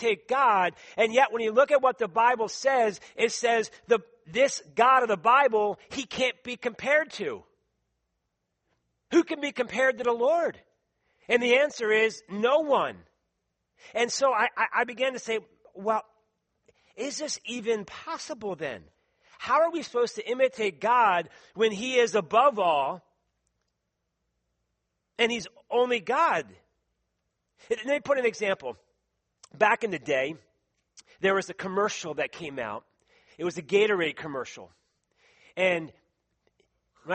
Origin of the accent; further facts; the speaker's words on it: Philadelphia, Pennsylvania, United States; accent: East Coast; moved away; I say wooder. I say radiator, tournament, some of the words from Philadelphia, right? And so people then sometimes imitate my accent from the East Coast